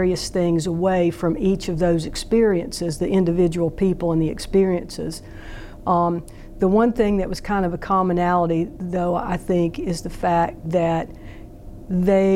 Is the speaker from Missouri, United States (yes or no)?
yes; Jefferson City, Missouri, United States; Robin and I grew up together in Jefferson City